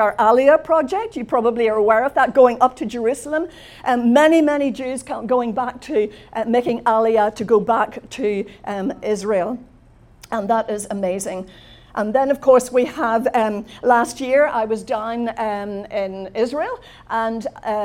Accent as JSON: {"language": "English", "town": "Belfast", "region": "Northern Ireland", "country": "United Kingdom", "also_born_or_lived": "London", "said": "I come from Belfast in Northern Ireland. I left Northern Ireland to go to London on promotion when I was in my 20s."}